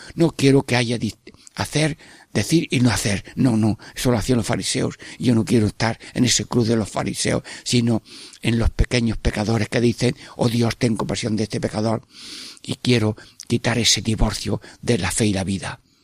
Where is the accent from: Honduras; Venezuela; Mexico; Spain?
Spain; Sierra Mágina, Jaén, Andalusia; es mi pueblo, al Valle de Magina Jaén